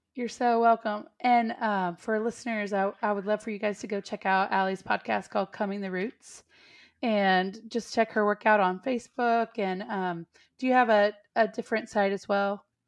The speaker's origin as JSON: {"language": "English", "region": "Texas", "country": "United States", "tie": "born or raised there", "also_born_or_lived": "East Nashville, Tennessee", "moved": "yes", "lives_now": "Nashville, United States", "said": "I come from Texas"}